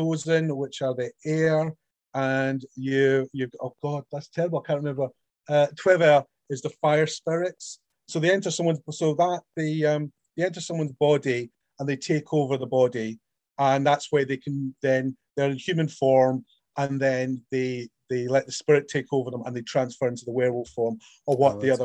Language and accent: English; Scotland, United Kingdom; me being Scottish